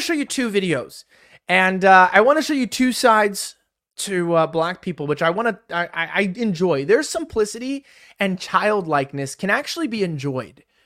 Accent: Los Angeles, California, United States; growing up in California, growing up in Los Angeles

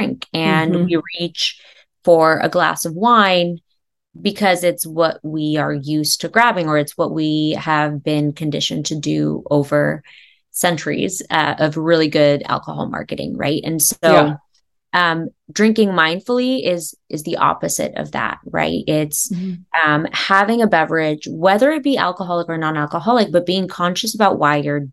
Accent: California, United States; also born or lived in East Coast; now in Los Angeles, United States; I'm originally from California

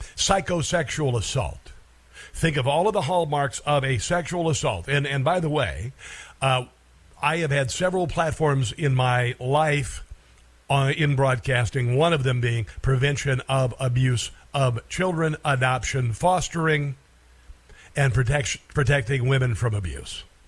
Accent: Iowa, United States; my home state of Iowa

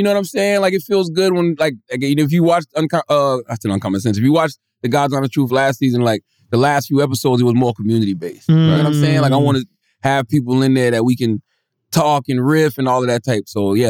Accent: South Carolina, United States; in Spartanburg, South Carolina. You know what I'm saying? That's my home state.

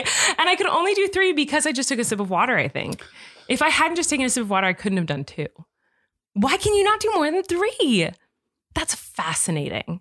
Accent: California, United States; I'm from California

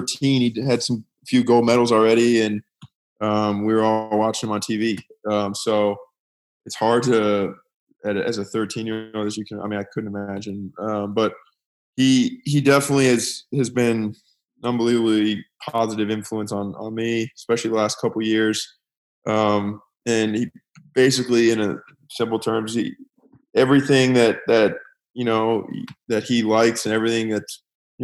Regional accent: United States; a American tennis player

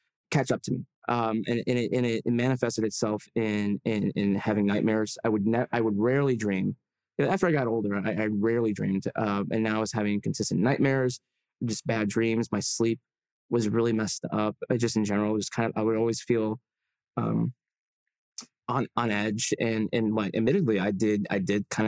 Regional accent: Illinois, United States; my home state of Illinois

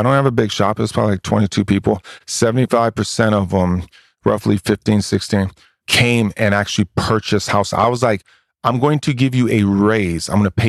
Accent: Hawaii, United States; also born or lived in Oakland, California; now in Texas, United States; I grew up in Hawaii, man. I went from Hawaii being the only white kid to Oakland being the only white kid.

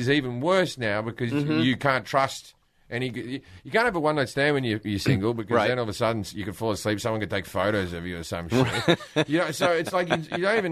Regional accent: Australia; moved away as an adult; I moved away from Australia 20-something years ago

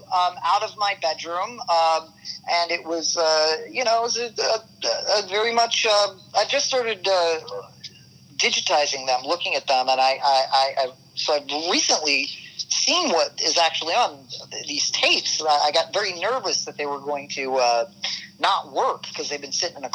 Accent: New York City, New York, United States; growing up in New York

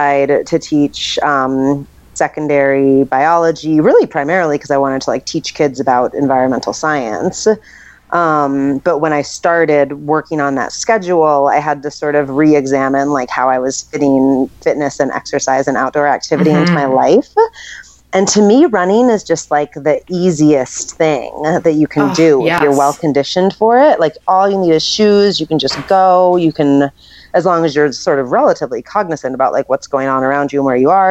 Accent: New York City, New York, United States; also born or lived in Colorado; I was born and raised in New York City

